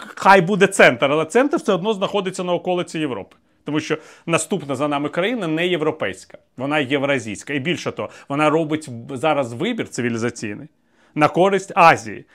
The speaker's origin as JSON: {"language": "Ukrainian", "country": "Ukraine", "also_born_or_lived": "Moscow, Russia", "said": "ми українці"}